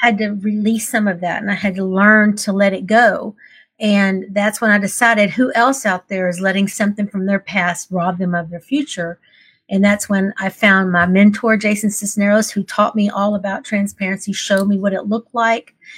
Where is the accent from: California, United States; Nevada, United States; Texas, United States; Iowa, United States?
Texas, United States; I grew up in the Texas beauty pageant system.